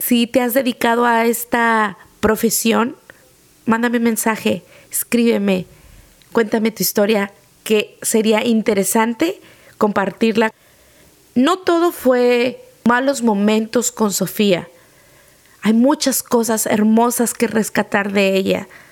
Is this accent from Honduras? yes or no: no; Mexico; como mexicanos